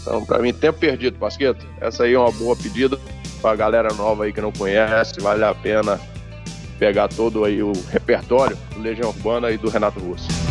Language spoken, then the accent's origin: Portuguese; Brasília, Federal District, Brazil; also born or lived in Buriti Alegre, Goiás; Eu nasci em Buriti Alegre, mas saí muito cedo de Buriti Alegre fui para Brasília. Então, minha infância foi toda em Brasília